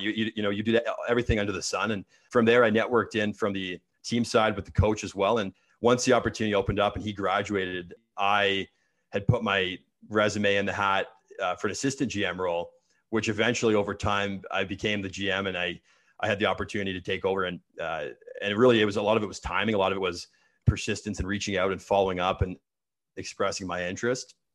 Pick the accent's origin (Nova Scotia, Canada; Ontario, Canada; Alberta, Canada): Ontario, Canada; Oakville; I was born and raised in Sou-, Sou-, Southern Ontario. Uh, grew up in Oakville